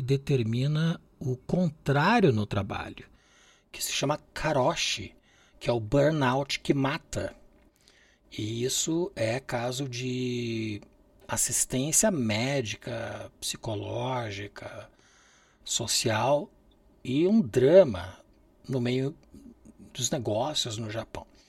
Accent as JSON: {"language": "Portuguese", "country": "Brazil", "said": "mim que sou brasileiro"}